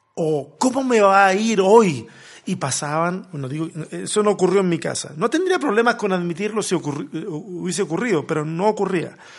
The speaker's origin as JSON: {"language": "Spanish", "country": "Chile", "said": "soy chileno"}